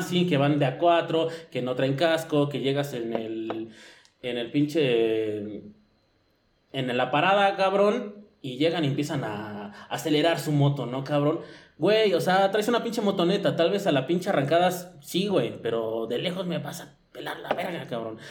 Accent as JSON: {"language": "Spanish", "region": "Mexico City", "country": "Mexico", "said": "soy chilango"}